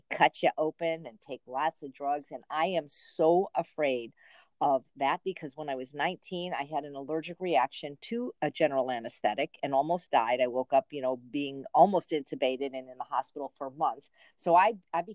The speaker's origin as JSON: {"language": "English", "town": "Chicago", "region": "Illinois", "country": "United States", "also_born_or_lived": "Los Angeles, California", "moved": "yes", "lives_now": "Indio, United States", "said": "Chicago, Illinois"}